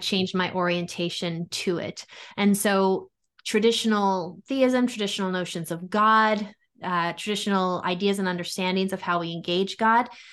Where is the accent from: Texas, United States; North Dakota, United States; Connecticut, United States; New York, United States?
New York, United States; Long Island; I grew up in New York, Italian Catholic community. So, you know, on Long Island